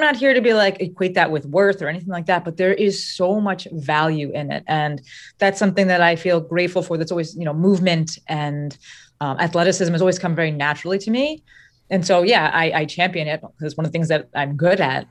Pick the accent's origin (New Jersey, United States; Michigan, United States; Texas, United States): New Jersey, United States; I'm from Jersey.